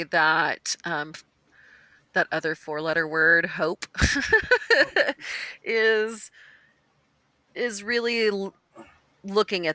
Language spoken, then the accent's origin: English; Austin, Texas, United States; I was really committed to staying in Austin.